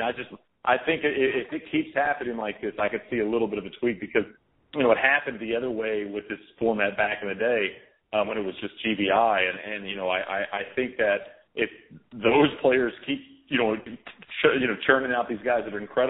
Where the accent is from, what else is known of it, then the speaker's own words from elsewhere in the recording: United States; I'm an American